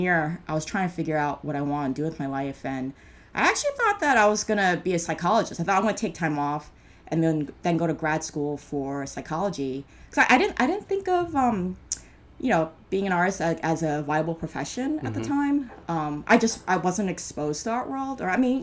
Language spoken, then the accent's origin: English; Norwood, New Jersey, United States; now in Brooklyn, United States; I grew up in Norwood